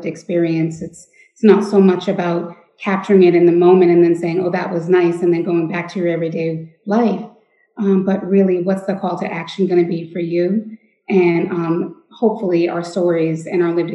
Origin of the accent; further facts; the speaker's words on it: Lewiston, Maine, United States; I was born and raised in Lewiston, Maine, where I still reside today.